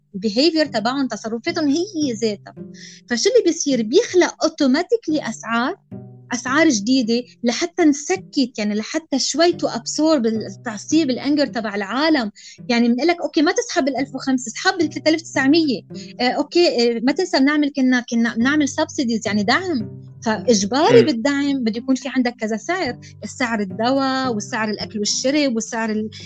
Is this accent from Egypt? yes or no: no; Lebanon; نحن يمكن كلبنانيه او اللي عايش بلبنان